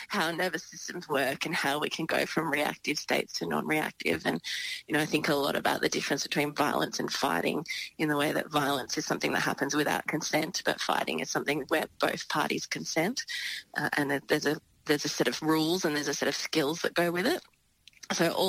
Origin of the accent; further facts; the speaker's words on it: Gippsland, Victoria, Australia; it was a very small town where I grew up in Victoria, in Gippsland